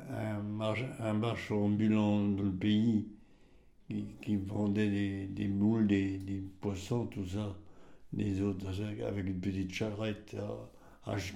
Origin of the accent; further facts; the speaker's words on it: Celles-sur-Ource, Grand Est, France; Né à Celsurousse le 29 décembre 1921.